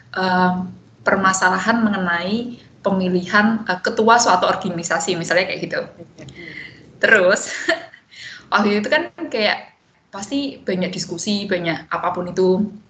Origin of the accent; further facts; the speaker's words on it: Semarang, Central Java, Indonesia; domisili di Semarang dan menghabiskan 22 tahun di Semarang juga jadi SD SMP SMA